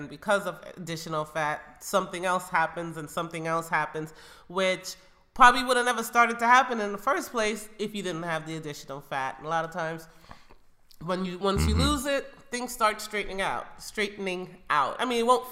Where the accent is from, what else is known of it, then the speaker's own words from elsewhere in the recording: Jamaica; moved away; I grew up in Jamaica